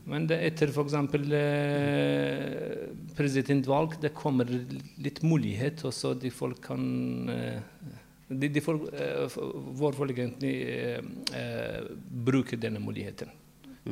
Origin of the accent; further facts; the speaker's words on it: Iran; Norwegian is a second language; moved away as an adult; now in Norway; jeg flyttet fra Iran da var jeg 20 år gammel